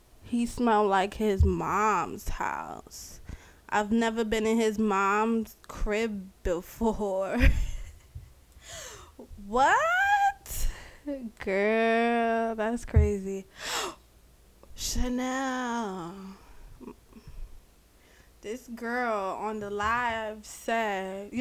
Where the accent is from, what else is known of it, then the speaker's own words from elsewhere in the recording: Jamaica; I'm Jamaican